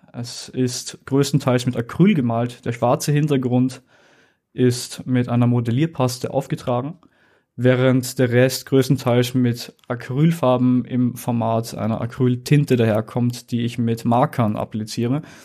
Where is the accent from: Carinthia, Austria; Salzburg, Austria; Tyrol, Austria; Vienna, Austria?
Vienna, Austria; Ich bin in Wien geboren, ich bin 22 Jahre alt